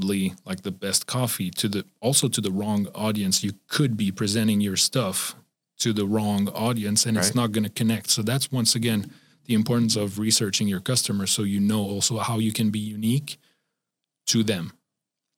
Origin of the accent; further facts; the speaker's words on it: Switzerland; now in United States; I'm from Switzerland